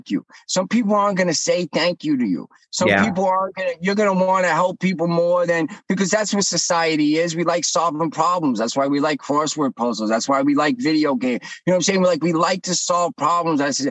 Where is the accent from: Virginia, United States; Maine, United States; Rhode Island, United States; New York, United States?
New York, United States; I'm from New York